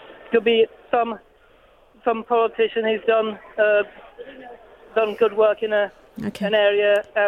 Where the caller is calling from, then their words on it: London, United Kingdom; No, I'm calling from Brixton Market.